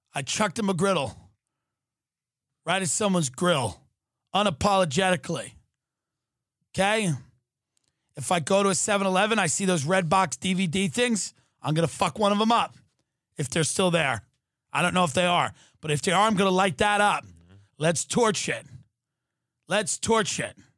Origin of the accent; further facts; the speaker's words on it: Long Island, New York, United States; I grew up on Long Island